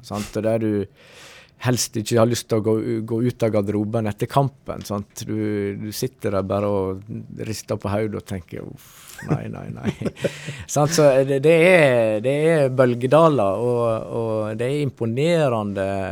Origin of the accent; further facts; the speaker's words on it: Stryn, Vestland, Norway; also born or lived in Oslo / Elverum / Sogndal / Iceland; da flytta jeg hjem igjen til Stryn